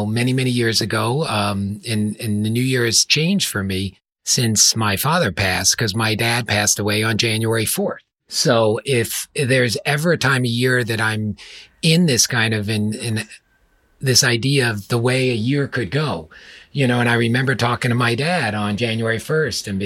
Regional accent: New York, United States; moved away; where I grew up in New York, and I'm sure everyone can hear from my accent

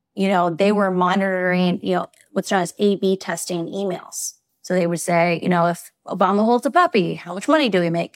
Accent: Iowa, United States; I grew up in Iowa

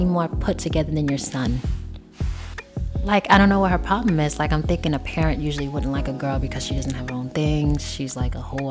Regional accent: New York, United States; moved away; I'm from New York

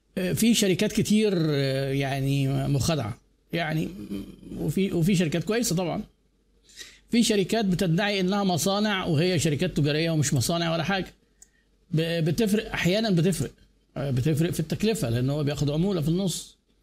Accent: Egypt; عندنا في مصر

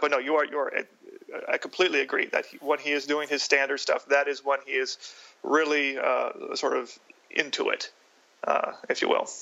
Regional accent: Detroit, Michigan, United States; I grew up in Detroit, so I was very big into Motown

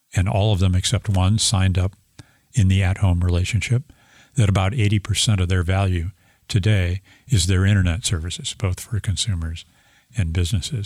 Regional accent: St. Louis, Missouri, United States; I'm an engineer from St. Louis, Missouri.

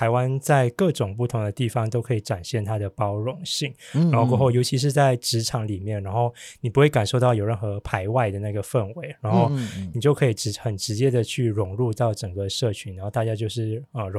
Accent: Malaysia; moved away as an adult; now in Taiwan; 我是我是来自马来西亚的

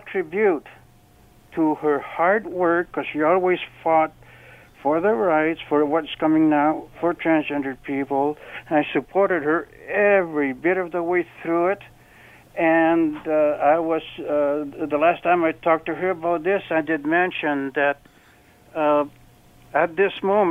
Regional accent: Canada; as a Canadian, I'm proud as could be

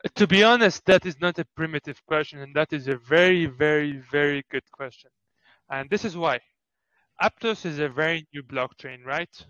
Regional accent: Beirut, Lebanon; also born or lived in Greece; I'm from Beirut slash Greece

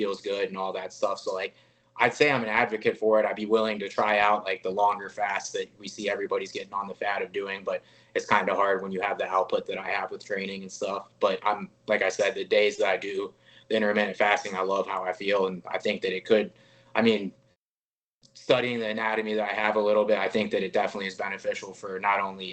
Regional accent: Ohio, United States; moved away as an adult; now in Las Vegas, United States; come back home and put on for, you know, everybody in Cleveland and everybody from my hometown and everybody from my home state.

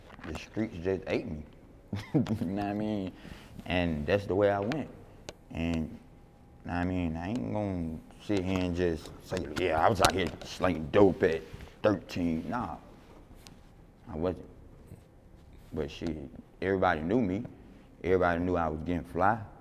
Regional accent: Atlanta, Georgia, United States; I come from Capitol Homes.

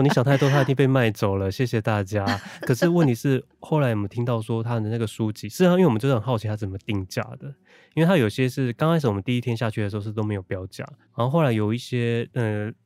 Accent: northern Taiwan, Taiwan; 因为其实我从小到大都在 就是在北部，我的爷爷也是外省人，所以我嗯。，其实他们在用都是这种北京腔在讲话，但我爸爸妈妈他们彼此会用台语，可是对我讲话是用国语

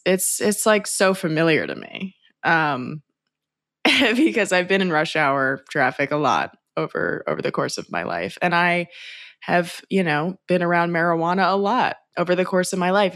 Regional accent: Los Angeles, California, United States; I'm from Los Angeles

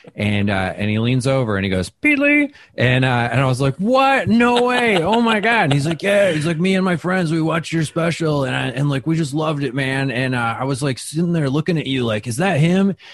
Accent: Wisconsin, United States; moved away as an adult; also born or lived in Minnesota / New York City; I'm from the Midwest

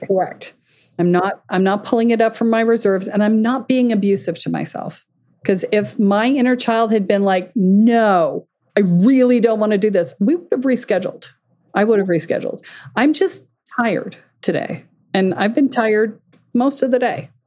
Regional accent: Boston, Massachusetts, United States; my hometown

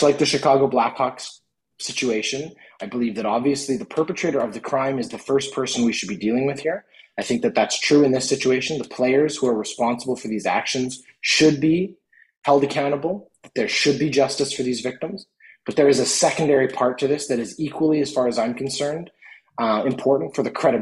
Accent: Canada; as a Canadian citizen

